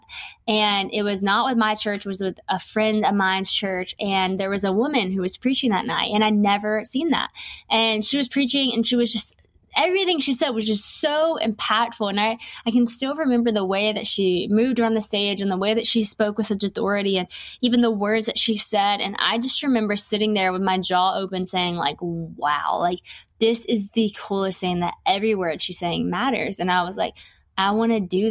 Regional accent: West Monroe, Louisiana, United States; I'm from West Monroe, Louisiana

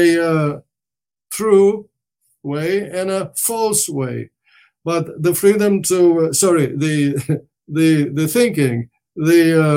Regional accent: Romania; first language Romanian; English is a second language; moved away; I was brought up in a Romance language called Romanian

